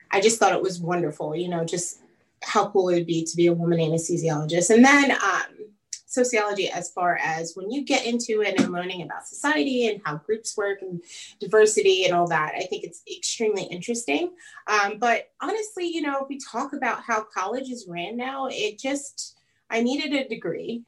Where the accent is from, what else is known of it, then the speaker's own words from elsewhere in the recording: Long Island, New York, United States; moved away as an adult; now in Charlotte, United States; I grew up on Long Island